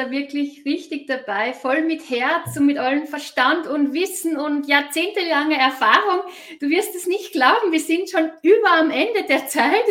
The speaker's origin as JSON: {"language": "German", "country": "Austria", "said": "Also ich bin ja selbst aus Österreich."}